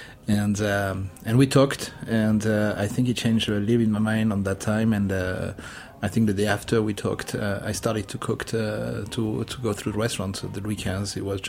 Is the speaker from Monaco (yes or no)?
yes; Monaco; now in New York, United States; I grew up born and grew up in Monaco.